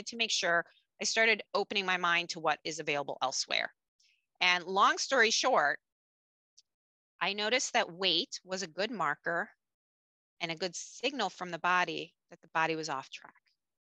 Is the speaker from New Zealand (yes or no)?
no; Japan; basically I grew up in a bicultural family and attended international schools growing up in Japan.